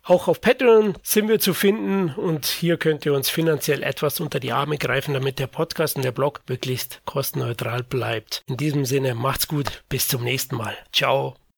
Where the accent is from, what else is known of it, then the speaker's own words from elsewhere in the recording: Bavaria, Germany; Ich bin Bayer